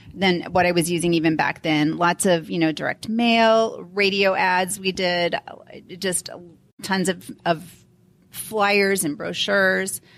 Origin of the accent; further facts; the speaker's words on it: St. Louis, Missouri, United States; also born or lived in Florida; now in Denver, United States; I grew up in Saint Lou-, the Saint Louis area